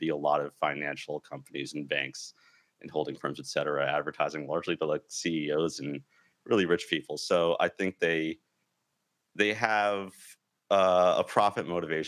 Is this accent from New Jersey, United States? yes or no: yes; New Jersey, United States; also born or lived in New York; So I grew up in New Jersey. I'm from New York.